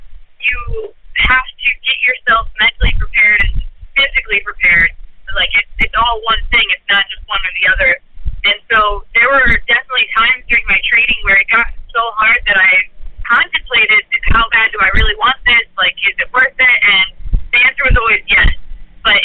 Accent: Iowa, United States; now in Los Angeles, United States; So I moved out to Los Angeles from Iowa with the intentions of being an actress.

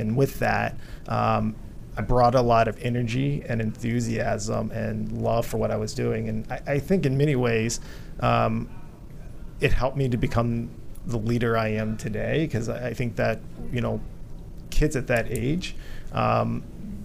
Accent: Richmond, Virginia, United States; also born or lived in Vietnam; I grew up in Richmond, Virginia

